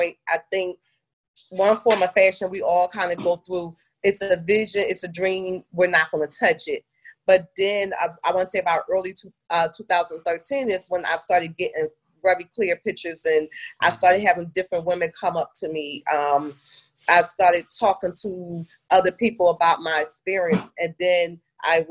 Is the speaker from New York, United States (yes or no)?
no; Philadelphia, Pennsylvania, United States; moved away as an adult; now in Atlanta, United States; I grew up, born and raised in Philadelphia, Pennsylvania, where all of my family is from